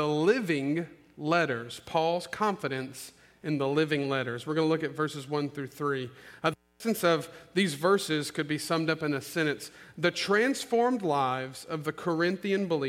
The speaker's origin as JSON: {"language": "English", "town": "Olive Branch", "region": "Mississippi", "country": "United States", "tie": "born or raised there", "also_born_or_lived": "Memphis, Tennessee", "said": "I'm an Olive Branch and Memphis native, okay? I love Olive Branch. It is my hometown"}